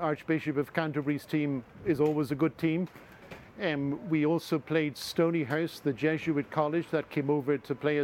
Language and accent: English; Ireland; now in Rome, Italy; I'm Irish myself